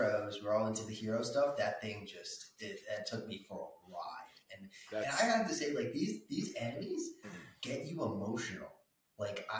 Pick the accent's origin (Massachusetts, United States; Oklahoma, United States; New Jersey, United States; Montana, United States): New Jersey, United States; Franklin Lakes; also born or lived in Philadelphia / Nutley, New Jersey; I grew up in Franklin Lakes, New Jersey. And right now, I live in Nutley, New Jersey.